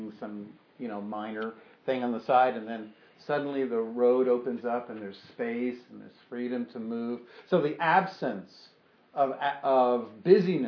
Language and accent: English; New York, United States; as a New Yorker, you'd think I would learn this. I've been here all my life, and you know, or for much of my life